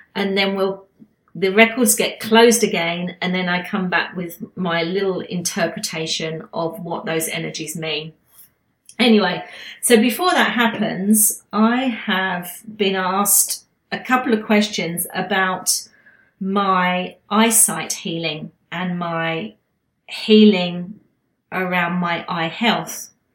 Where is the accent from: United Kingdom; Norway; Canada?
United Kingdom; now in Queensland, Australia; being a Brit